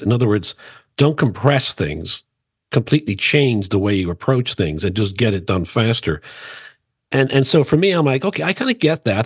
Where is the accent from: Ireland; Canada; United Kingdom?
Ireland; Dublin, Leinster; I grew up in Dublin, Ireland